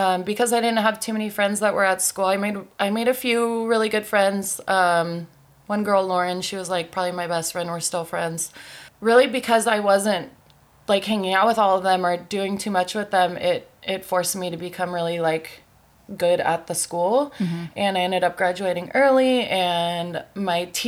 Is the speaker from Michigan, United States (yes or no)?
no; San Clemente, California, United States; moved away as an adult; now in San Diego, United States; I'm from Orange County